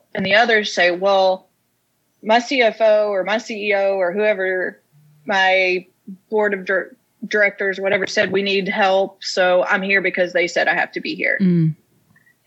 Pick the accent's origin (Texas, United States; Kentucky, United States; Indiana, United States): Kentucky, United States; Casey County; now in Lawrenceburg, United States; I'm from Casey County, Kentucky, which is a little bitty town.